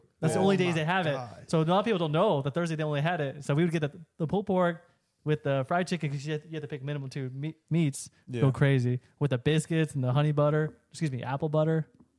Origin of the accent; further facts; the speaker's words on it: Roanoke, Virginia, United States; I grew up in Roanoke, Virginia, which is South Virginia.